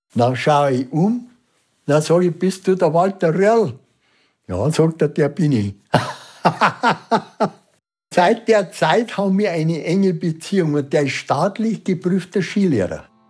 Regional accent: Unterwössen, Bavaria, Germany; Ich bin in Unterwössen in der Au geboren

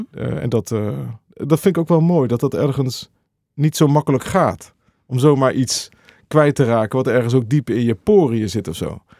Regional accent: Veenendaal, Utrecht, Netherlands; Ik kwam uit Veenendaal.

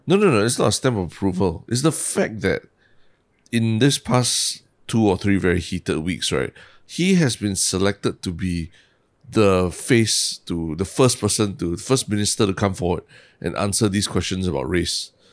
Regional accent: Singapore; we grew up and we just went to school and we learned Chi, I, I learned my mother tongue and, you know, we just learned our mother tongue and that, that's as, as much as we know, right? But, but for older generation of Singaporeans, including my parents' generation

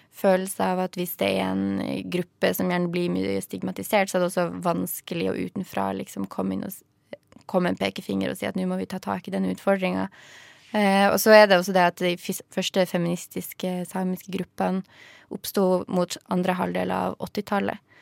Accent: outside Bodø, Nordland, Norway; der jeg kommer fra, som ligger utafor Bodø

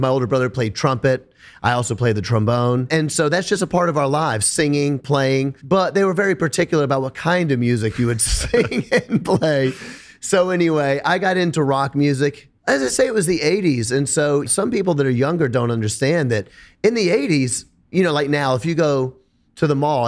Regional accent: Memphis, Tennessee, United States; I'm from Memphis, Tennessee.

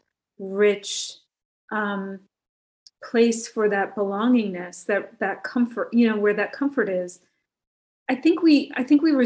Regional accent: New Jersey, United States; moved away; I'm originally from New Jersey

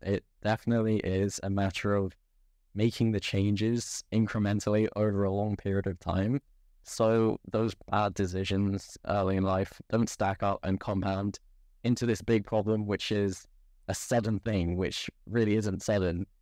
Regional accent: England, United Kingdom; I was born in England.

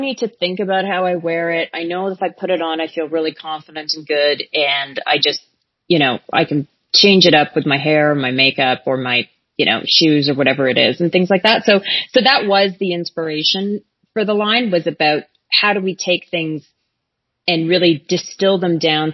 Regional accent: Calgary, Alberta, Canada; I grew up in Calgary

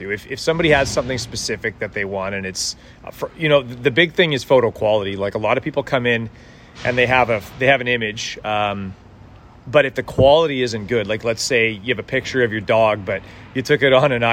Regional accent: Edmonton, Alberta, Canada; moved away as an adult; now in Vancouver, Canada; I was born in Edmonton and raised there

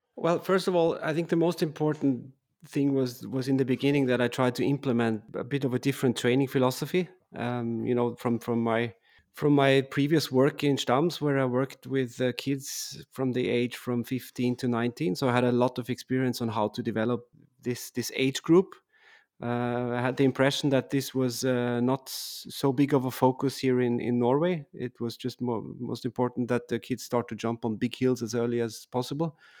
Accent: Sankt Johann in Tirol, Tyrol, Austria; English is a second language; moved away; I grew up in a small town, uh, which is called, uh, Sankt Johan, uh, in Tirol

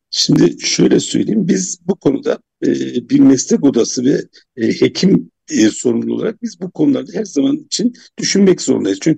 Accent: Kahramanmaraş, Turkey; ben Maraşlı olarak böyle bir çalışmadan haber değilim. Yani Kahramanmaraşlı olarak hangi kullanma suyu kullanacağını ben şu, şu an bilmiyorum.

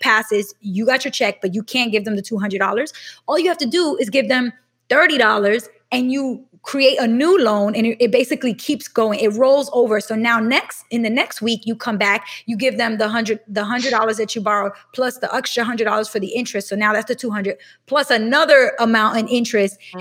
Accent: New York City, New York, United States; I grew up in Brooklyn in a neighborhood that was predominantly black and Latino

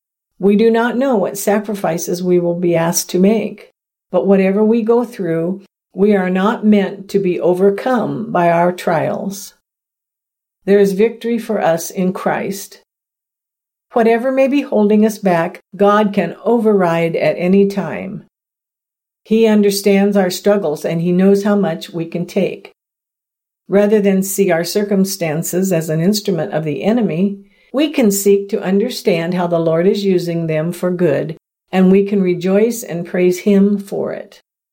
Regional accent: the South, United States; I grew up in the South in the 1960s, so I have experienced a few things myself.

